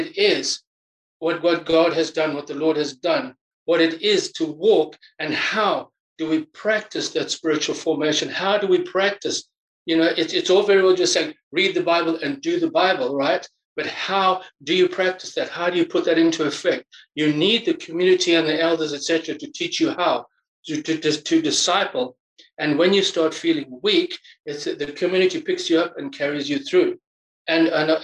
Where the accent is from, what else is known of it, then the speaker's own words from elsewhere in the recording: Zimbabwe; now in England; I'm from Zimbabwe